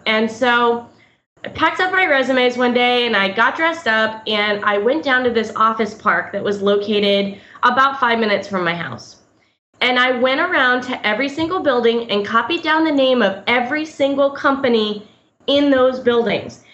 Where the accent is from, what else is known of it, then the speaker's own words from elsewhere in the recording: Orlando, Florida, United States; moved away as an adult; now in Tampa, United States; I grew up in Orlando